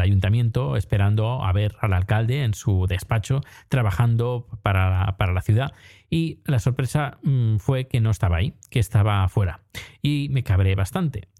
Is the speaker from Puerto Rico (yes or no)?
no; Terrassa, Catalonia, Spain; cuando era pequeño, en EGB, cuando existía EGB, y creo que iba a tercero o cuarto de EGB, pues nos llevaron al ayuntamiento de Tarrasa